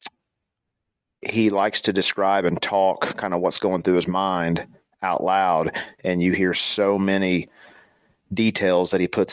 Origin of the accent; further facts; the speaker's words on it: southern Indiana, United States; I'm from Indiana, the southern part of Indiana